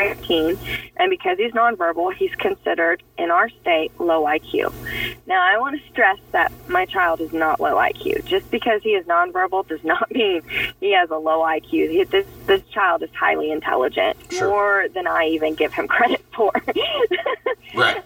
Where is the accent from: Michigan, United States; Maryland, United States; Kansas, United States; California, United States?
Kansas, United States; moved away; I'm originally from Kansas